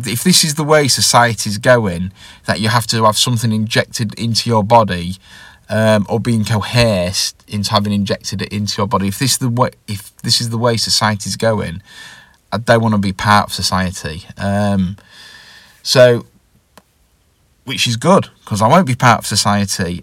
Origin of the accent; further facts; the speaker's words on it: England, United Kingdom; I'm from England